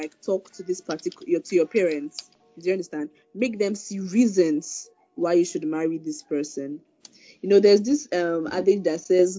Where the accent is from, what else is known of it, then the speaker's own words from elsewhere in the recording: Igbo, South East Nigeria, Nigeria; I'm an Igbo lady, and from the east